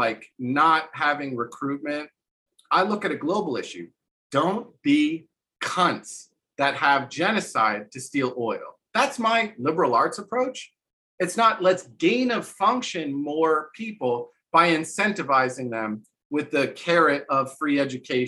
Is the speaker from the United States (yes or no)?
yes; New Jersey, United States; moved away; also born or lived in New Orleans; I'm from New Jersey. The reason why I have competence and confidence is because I got in 2 fistfights in public school